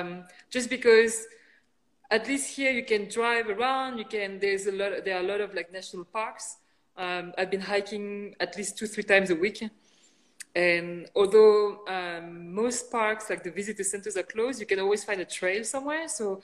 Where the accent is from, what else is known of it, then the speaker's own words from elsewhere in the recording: France; moved away as an adult; also born or lived in United Kingdom / China / San Francisco, United States; now in Las Vegas, United States; I'm originally from France. My background is Chinese. My parents are born in China, but migrated to France a long, long time ago. But I was born in France, then eventually I studied in the UK.